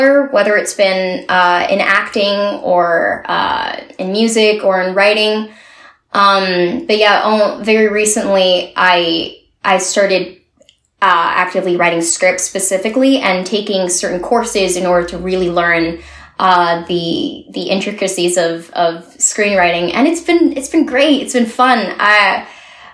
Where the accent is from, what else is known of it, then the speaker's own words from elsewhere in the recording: Montreal, Quebec, Canada; moved away; I miss my hometown, and I hope that I can go back to it sometime soon. You know, it would be great to see Montreal again.